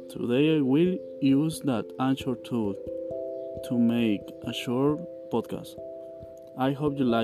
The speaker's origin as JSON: {"language": "English", "town": "Tototlán", "region": "Jalisco", "country": "Mexico", "second_language": "English", "said": "I am from Tototlan. I live in Tototlan. It is located between Atotonilco, Ocotlan, and Zapotlanejo. I am 20 years old"}